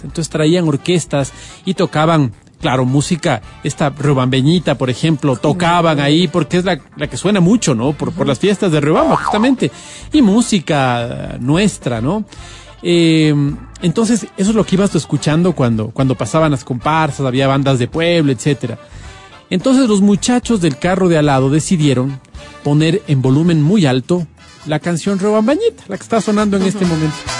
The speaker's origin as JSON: {"language": "Spanish", "town": "Quito", "region": "Pichincha", "country": "Ecuador", "said": "yo soy quiteño"}